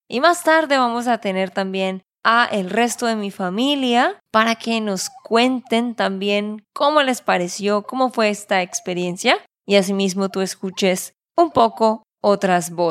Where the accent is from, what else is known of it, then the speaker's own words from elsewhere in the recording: Santander, Colombia; de Santander, Colombia.